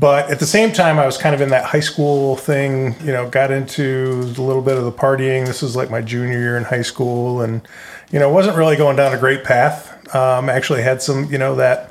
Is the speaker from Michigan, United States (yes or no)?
yes; Grand Rapids, Michigan, United States; moved away as an adult; also born or lived in Linden, Michigan; We're both from Michigan, both from Grand Rapids